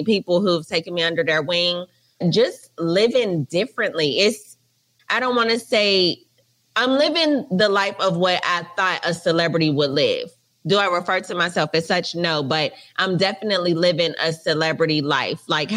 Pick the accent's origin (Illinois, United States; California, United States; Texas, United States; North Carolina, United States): North Carolina, United States; Charlotte; also born or lived in Atlanta, Georgia; now in Los Angeles, United States; I'm from Charlotte, North Carolina.